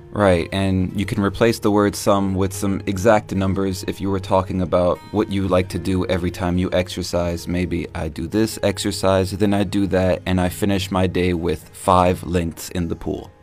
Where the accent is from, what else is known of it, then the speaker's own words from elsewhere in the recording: United States; since I'm from America